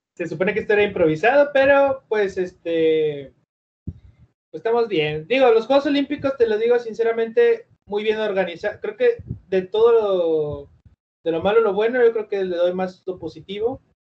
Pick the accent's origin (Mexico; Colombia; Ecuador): Mexico; also born or lived in Monterrey; yo soy mexicano